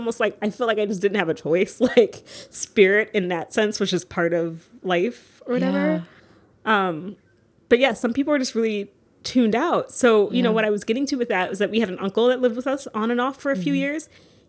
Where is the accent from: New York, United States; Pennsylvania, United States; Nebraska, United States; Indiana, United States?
New York, United States; New York City; Up in the South Bronx in, like, I'm pretty sure one of the most haunted buildings in the Bronx.